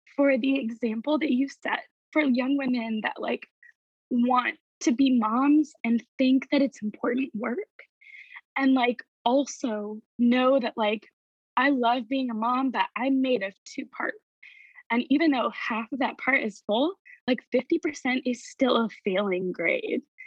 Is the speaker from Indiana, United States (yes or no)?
yes; Indiana, United States; moved away as an adult; also born or lived in New York; I never expected moving back to my hometown.